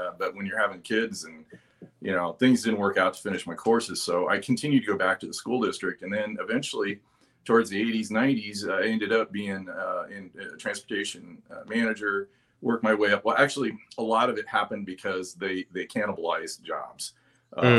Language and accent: English; Denver, Colorado, United States; I'm originally from Colorado, born and raised in Denver